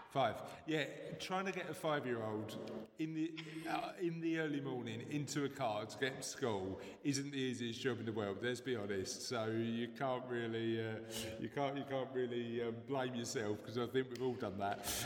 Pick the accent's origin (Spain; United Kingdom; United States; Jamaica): United Kingdom; London; accent: East End; my East End accent